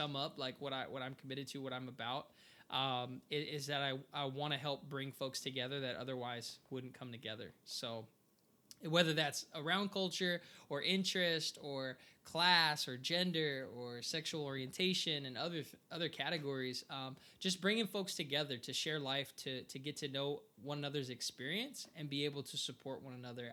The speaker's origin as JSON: {"language": "English", "town": "Portland", "region": "Oregon", "country": "United States", "tie": "born or raised there", "said": "I was born here in Portland, Oregon. Like, I've only lived in the United States"}